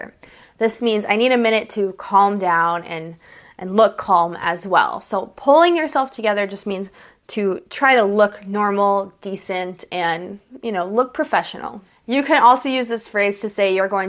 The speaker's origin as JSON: {"language": "English", "country": "United States", "said": "I'm an American English teacher"}